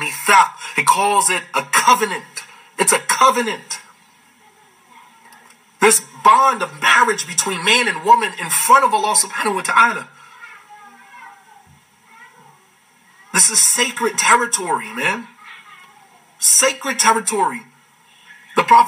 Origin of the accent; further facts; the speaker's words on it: United States; as African American Muslims